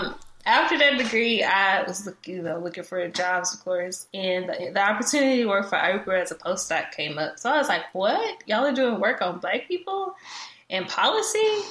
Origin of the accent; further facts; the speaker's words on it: Dallas, Texas, United States; also born or lived in College Station, Texas; I am from Dallas, Texas, Oak Cliff to be exact